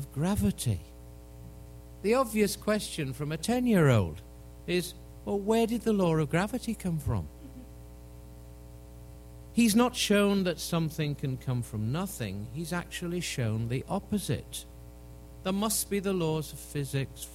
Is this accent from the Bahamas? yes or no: no; England, United Kingdom; as an Englishman